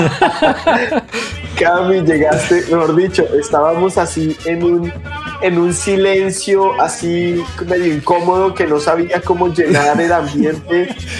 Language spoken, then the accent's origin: Spanish; Colombia; somos colombianos